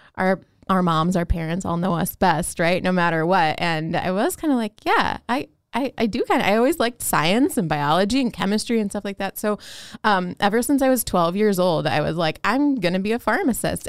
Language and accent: English; Chicago, Illinois, United States; when I was growing up in Chicago